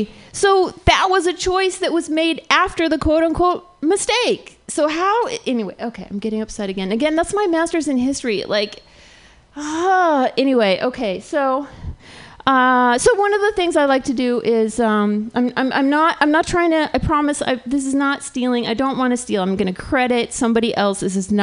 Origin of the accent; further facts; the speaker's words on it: California, United States; I grew up in Southern California, which is right in between Palm Springs and LA.